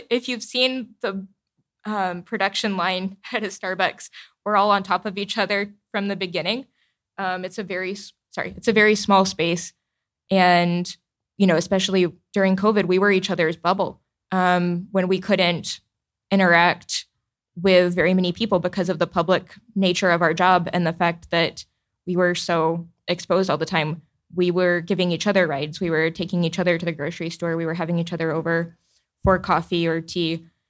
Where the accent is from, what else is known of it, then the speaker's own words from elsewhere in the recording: the South, United States; as a Southerner